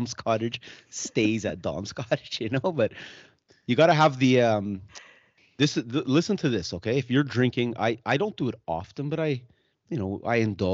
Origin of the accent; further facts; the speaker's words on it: Germany; now in Canada; I was born in Germany and I'm European.